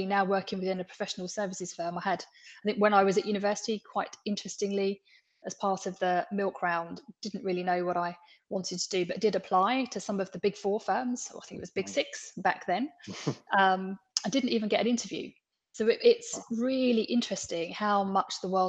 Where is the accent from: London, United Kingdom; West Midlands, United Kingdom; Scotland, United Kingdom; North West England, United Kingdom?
London, United Kingdom; I was born in the East End of London, into a very working class background. I lived on a council estate. I went to a comprehensive school.